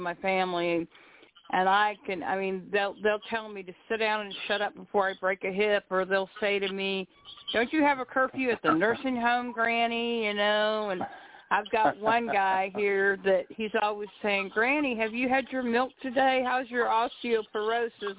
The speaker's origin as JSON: {"language": "English", "town": "Springdale", "region": "Arkansas", "country": "United States", "said": "I'm from Springdale, Arkansas"}